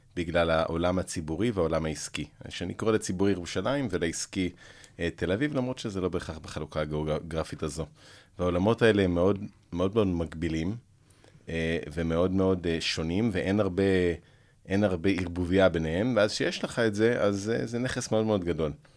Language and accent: Hebrew; Jerusalem, Jerusalem District, Israel; born or raised there; also born or lived in United States